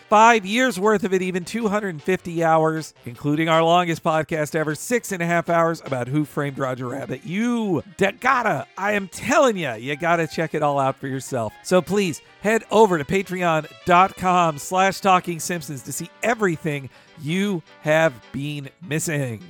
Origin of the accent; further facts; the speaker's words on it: the South, United States; when I was growing up as a kid in the South